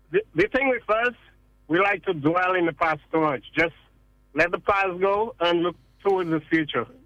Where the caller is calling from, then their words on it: Seattle, Washington, United States; Hi. Good afternoon. I'm calling from Seattle, Washington.